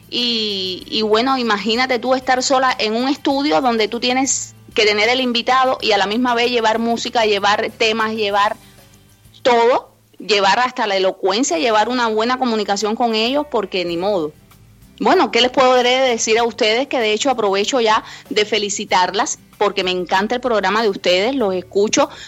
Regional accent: Cuba; Y se me quedó el bombillo, como decimos a lo buen cubano, porque bueno, soy cubana.

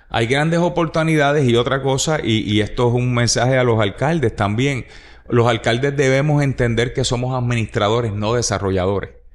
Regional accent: Puerto Rico; Tú y yo somos puertorriqueños que amamos a Puerto Rico

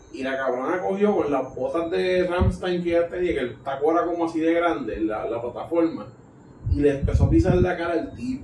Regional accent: Puerto Rico; yo soy de Puerto Rico

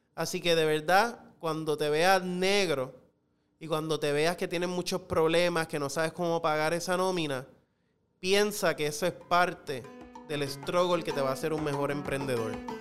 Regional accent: Puerto Rico; como a muchas generaciones de puertorriqueños

